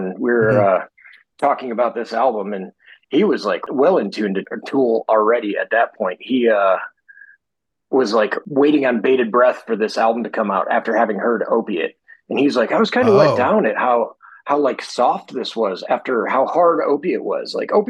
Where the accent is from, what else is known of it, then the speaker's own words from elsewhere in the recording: Michigan, United States; moved away; living outside of Michigan now for more of my life than I lived in it